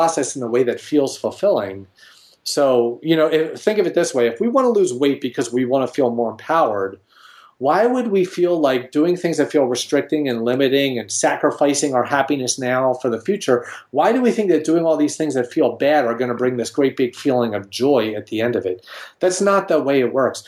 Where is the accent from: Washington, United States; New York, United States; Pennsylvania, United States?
Pennsylvania, United States; Philadelphia; I'm from Philadelphia